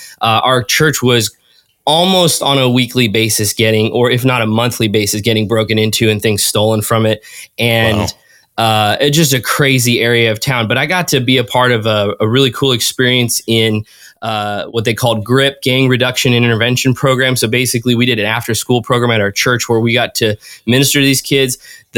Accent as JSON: {"language": "English", "region": "California", "country": "United States", "tie": "born or raised there", "also_born_or_lived": "Indiana / Minnesota / Washington", "said": "But I was born in California, and then we moved all over the states. We moved to Indiana, then we moved to Minnesota, then to Washington, and then back down to California. Spent most of my childhood in California."}